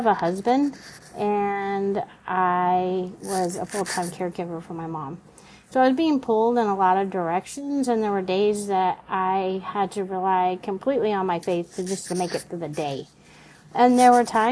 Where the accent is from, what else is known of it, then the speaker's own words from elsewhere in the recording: Oklahoma, United States; moved away as an adult; also born or lived in California; I grew up in Oklahoma, but ended up in college in California